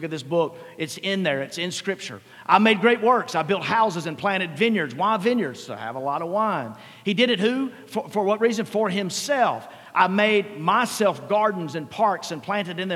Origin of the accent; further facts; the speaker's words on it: Mississippi, United States; I grew up in Mississippi, middle income probably